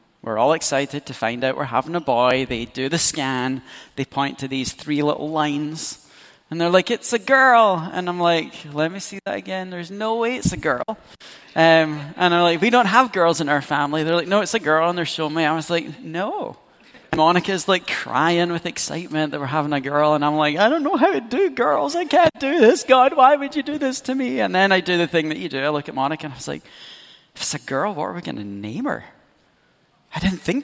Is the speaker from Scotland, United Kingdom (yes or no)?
yes; Scotland, United Kingdom; As a Scot